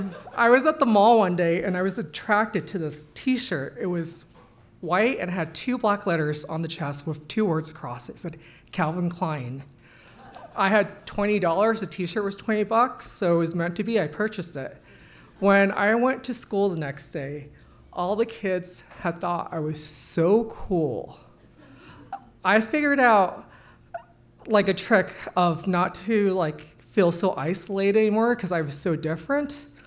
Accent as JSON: {"language": "English", "country": "Nepal", "tie": "born there", "said": "9 months later, I was born in the Nepal base camp."}